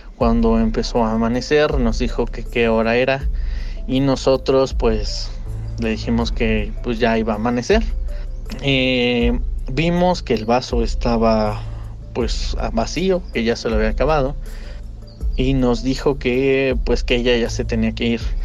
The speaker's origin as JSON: {"language": "Spanish", "region": "Tlaxcala", "country": "Mexico", "moved": "yes", "lives_now": "Mexico City, Mexico", "said": "Nosotros somos de Tlaxcala, pero residimos aquí en México"}